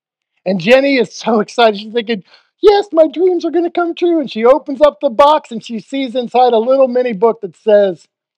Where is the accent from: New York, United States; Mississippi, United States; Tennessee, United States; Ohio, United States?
Ohio, United States; moved away; since I'm from Ohio, I think I'm allowed.